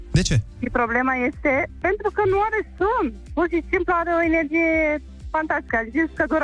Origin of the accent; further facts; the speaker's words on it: Tulcea, Tulcea County, Romania; din Tulcea.